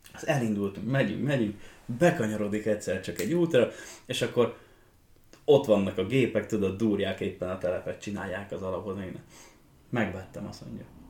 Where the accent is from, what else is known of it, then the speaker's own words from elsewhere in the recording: Hódmezővásárhely, Csongrád-Csanád, Hungary; hódmezővásárhelyen születtem